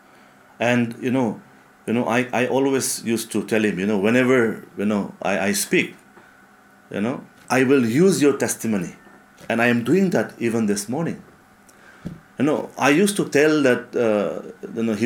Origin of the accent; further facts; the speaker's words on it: Mokokchung, Nagaland, India; my hometown, Mokokchung